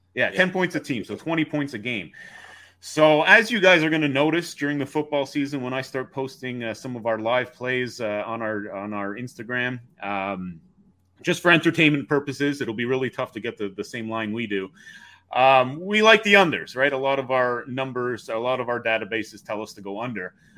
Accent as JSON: {"language": "English", "area": "just outside Montreal", "region": "Quebec", "country": "Canada", "tie": "born or raised there", "moved": "yes", "lives_now": "Toronto, Canada", "said": "we grew up just outside Montreal"}